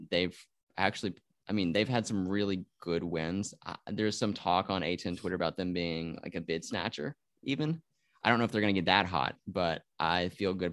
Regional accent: Nashville, Tennessee, United States; I'm from Nashville, and so automatically I'm a Titans fan

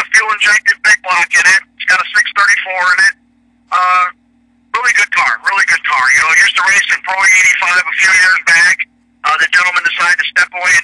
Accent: Sauk Village, Illinois, United States; I grew up in Sauk Village.

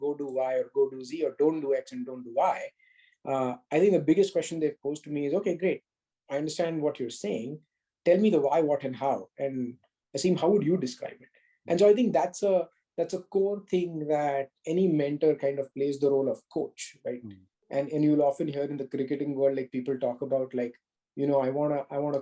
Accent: Mumbai, Maharashtra, India; growing up in Bombay

